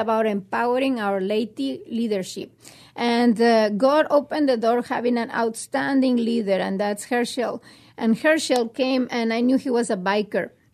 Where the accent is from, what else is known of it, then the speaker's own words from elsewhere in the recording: Mexico; now in United States; I was raised in Mexico in a very, uh, good family